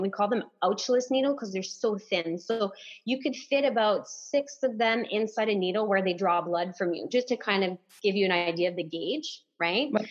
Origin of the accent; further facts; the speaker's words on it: Timmins, Ontario, Canada; accent: French; first language French; English is a second language; moved away as an adult; now in Barrie, Canada; I'm French